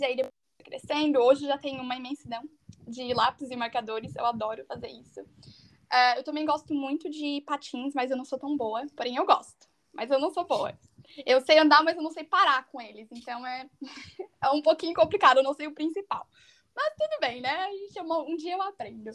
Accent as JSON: {"language": "Portuguese", "town": "Tubarão", "region": "Santa Catarina", "country": "Brazil", "tie": "born or raised there", "also_born_or_lived": "United States", "moved": "as an adult", "lives_now": "Bavaria, Germany", "said": "Eu sou natural de Santa Catarina, eu nasci bem no interior de Santa Catarina, numa cidadezinha bem pequena chamada Tubarão"}